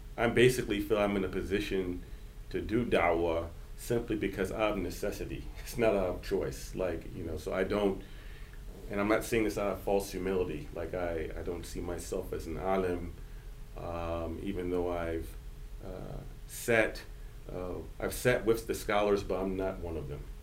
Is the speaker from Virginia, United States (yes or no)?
yes; central Virginia, United States; also born or lived in Detroit, Michigan / New York; I was born in Detroit, but I was raised in central Virginia